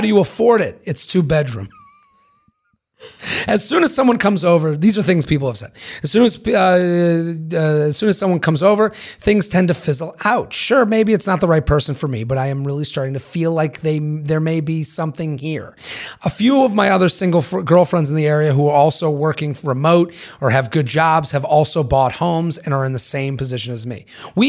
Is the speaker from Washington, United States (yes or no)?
yes; Washington, United States; also born or lived in Los Angeles; I was living in LA for the last 5 years and recently moved back to my hometown in Washington State. Roughly 400,000 people, where the median income is about 50K a year.